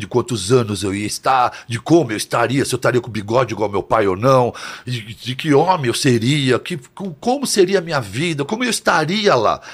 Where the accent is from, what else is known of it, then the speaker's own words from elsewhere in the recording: São Paulo, Brazil; also born or lived in Santo André / São Bernardo do Campo; Aí depois fomos para São Bernardo e depois eu vim para São Paulo. Mas eu sempre estudei aqui em São Paulo